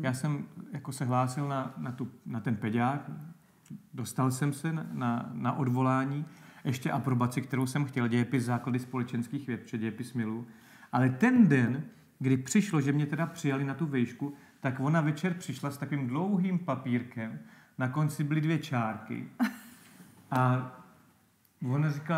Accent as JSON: {"language": "Czech", "town": "Náchod", "region": "Hradec Králové Region", "country": "Czechia", "said": "pak jsem vlastně šel na tuhle evangelickou akademii u nás v Náchodě"}